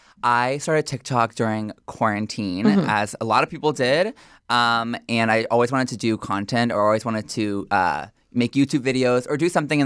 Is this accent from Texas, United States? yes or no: yes; Houston, Texas, United States; now in New York, United States; I am from Houston, Texas, mm-hmm. born and raised, and I moved to New York in August of 2020 mm-hmm. To go to Parsons School of Design.